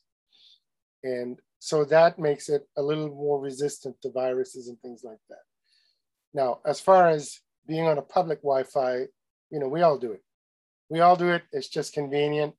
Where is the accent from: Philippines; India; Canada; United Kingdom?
Canada; I'm Canadian